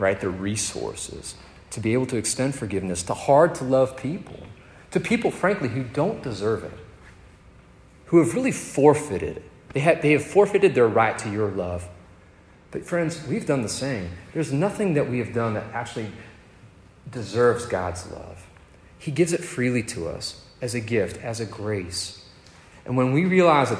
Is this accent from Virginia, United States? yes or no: yes; Northern Virginia, United States; moved away; I grew up in Northern Virginia, just outside of Washington, D.C.